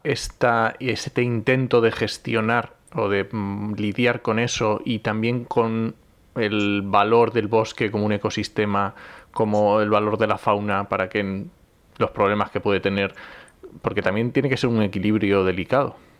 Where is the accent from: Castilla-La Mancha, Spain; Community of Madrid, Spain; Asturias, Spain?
Asturias, Spain; yo que soy asturiano